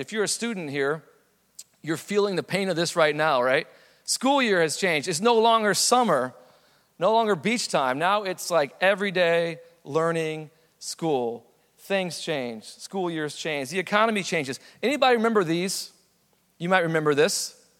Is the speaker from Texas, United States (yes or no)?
yes; San Antonio, Texas, United States; I was born in San Antonio.